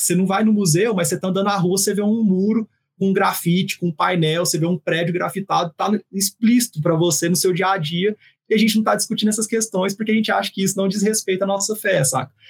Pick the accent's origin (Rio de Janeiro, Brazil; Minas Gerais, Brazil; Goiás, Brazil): Goiás, Brazil; Goiânia; sou goiano de Goiânia